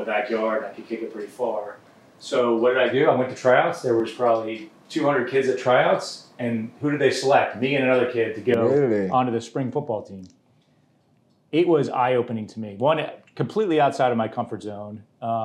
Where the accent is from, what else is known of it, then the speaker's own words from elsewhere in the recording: Allendale, New Jersey, United States; moved away as an adult; also born or lived in Pennsylvania; now in Charlotte, United States; I grew up in Allendale, New Jersey, in right outside of New York City.